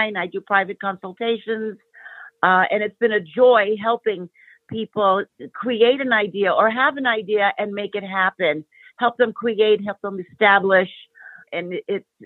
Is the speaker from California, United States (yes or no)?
no; New York City, New York, United States; now in Los Angeles, United States; I am living in Los Angeles. I was originally from New York City. I am a child of immigrants. My parents came from the country of Greece, and I grew up immersed in that culture, and I'm bilingual.